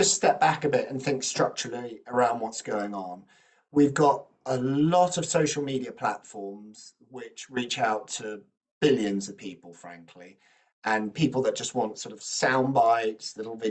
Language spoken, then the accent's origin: English; United Kingdom; I'm British